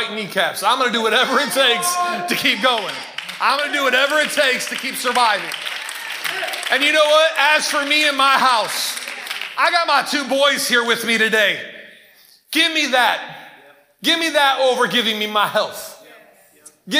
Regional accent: Ypsilanti, Michigan, United States; grew up in Ypsilanti in Prospect Park.

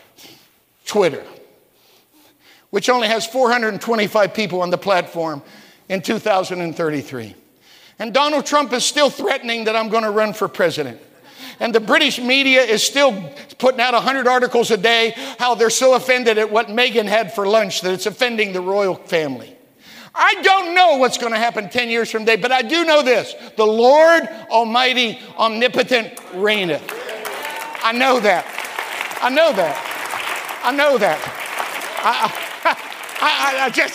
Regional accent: West Virginia, United States; moved away; also born or lived in Okinawa; I was a hillbilly from West Virginia

